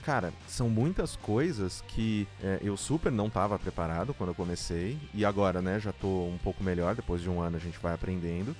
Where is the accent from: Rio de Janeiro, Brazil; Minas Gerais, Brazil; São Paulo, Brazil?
São Paulo, Brazil; Eu sou aqui da Zona Leste de São Paulo